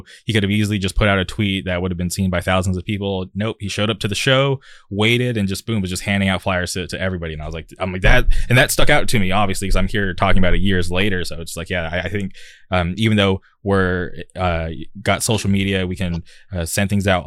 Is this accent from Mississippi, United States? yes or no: no; Palm Springs, California, United States; I grew up in the Palm Springs area